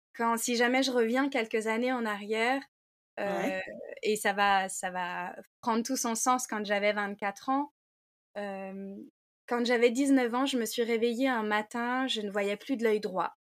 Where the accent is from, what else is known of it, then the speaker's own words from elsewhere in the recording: Saint-Malo, Brittany, France; je suis malouine, donc je suis née à Saint-Malo, j'ai grandi à Saint-Malo